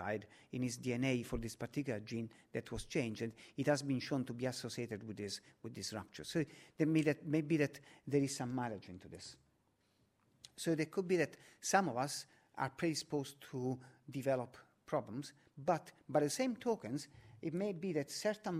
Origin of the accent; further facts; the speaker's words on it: Naples, Campania, Italy; now in London, United Kingdom; Naples, my hometown, the home of pizza.